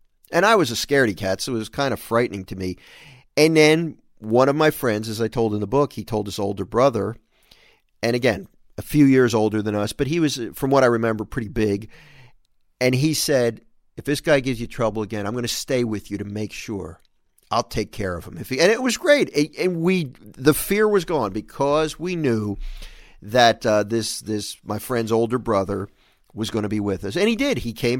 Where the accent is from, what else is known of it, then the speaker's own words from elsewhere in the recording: Philadelphia, Pennsylvania, United States; this is a memorable story for me of growing up in Philadelphia, and we were playing on the street